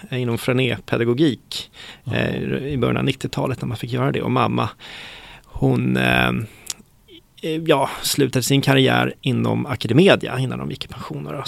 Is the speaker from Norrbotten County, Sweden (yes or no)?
no; Stockholm, Stockholm County, Sweden; also born or lived in Bogotá, Colombia; växte upp här i Stockholm, mm. i Mälarhöjden. Det är ett villaområde som ligger strax söder om Hornstull skulle man kunna säga.